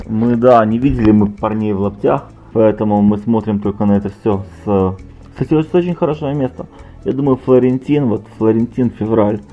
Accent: Odesa, Odesa Oblast, Ukraine; я же из Одессы

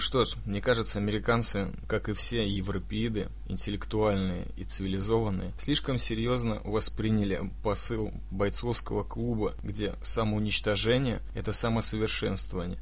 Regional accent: Israel; я сам из Сиона, где весь этот беспредел с самоубийцами

